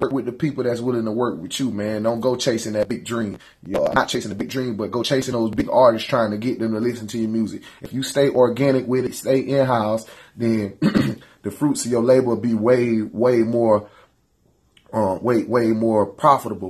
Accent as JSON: {"language": "English", "town": "Perry", "country": "United States", "said": "I love being from the country"}